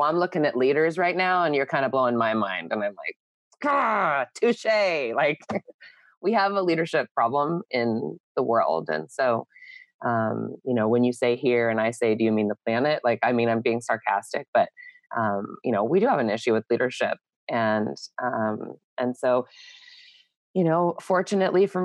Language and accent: English; San Diego, California, United States; I'm from San Diego. I'm a second generation native.